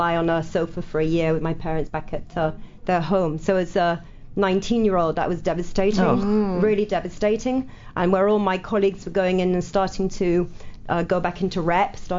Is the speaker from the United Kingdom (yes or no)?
yes; Manchester, North West England, United Kingdom; back in Manchester, of all the cities in the UK, in my hometown